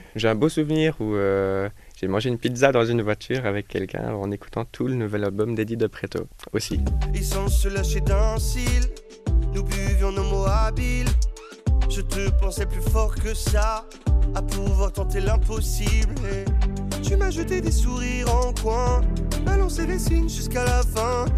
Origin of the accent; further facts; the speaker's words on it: Jura, Switzerland; je viens du Jura en Suisse